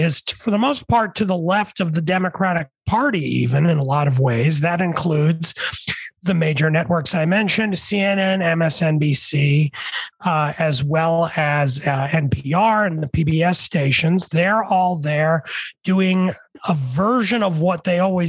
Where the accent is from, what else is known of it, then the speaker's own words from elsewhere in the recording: New York City, New York, United States; moved away; I grew up in the 70s and 80s. And back then, I grew up at first in New York City